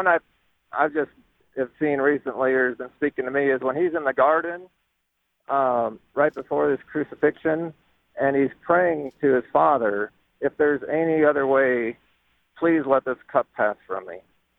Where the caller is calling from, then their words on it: McPherson, Kansas, United States; I'm on a road trip with my wife and kids, actually up to Kansas City from McPherson.